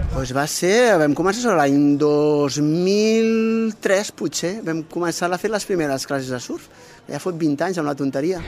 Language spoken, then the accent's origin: Catalan; Barcelona, Sabadell, Catalonia, Spain; som de Barcelona, Sabadell